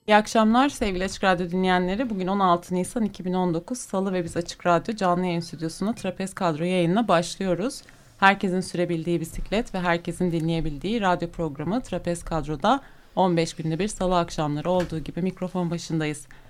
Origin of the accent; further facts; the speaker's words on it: Samsun, Turkey; ben de bir Samsunlu olarak